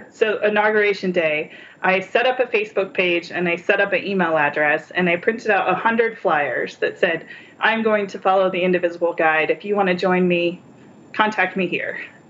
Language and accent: English; between Minnesota and Nebraska, Midwest, United States; now in Phoenix, United States; So I was raised in the Midwest, in between Minnesota and Nebraska